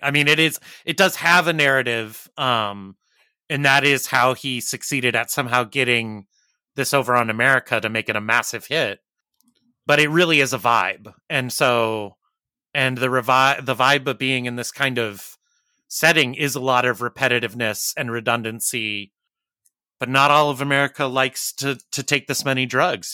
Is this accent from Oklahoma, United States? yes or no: no; Arizona, United States; moved away; I'm originally from Arizona